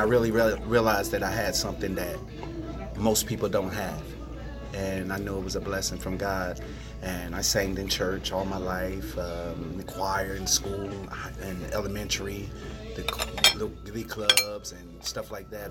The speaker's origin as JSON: {"language": "English", "town": "Trenton", "region": "New Jersey", "country": "United States", "tie": "born or raised there", "said": "born and raised in Trenton, New Jersey"}